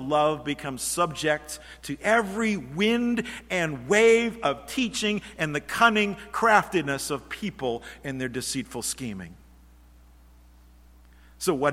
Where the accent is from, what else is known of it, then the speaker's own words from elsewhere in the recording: Norwich, Connecticut, United States; I grew up in the church, congregational church down in Norwich, Connecticut, and started in kindergarten and went through all of those grades.